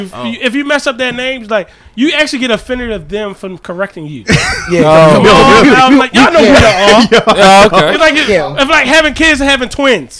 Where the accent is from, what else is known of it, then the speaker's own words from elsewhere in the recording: Baltimore, Maryland, United States; I come from Baltimore.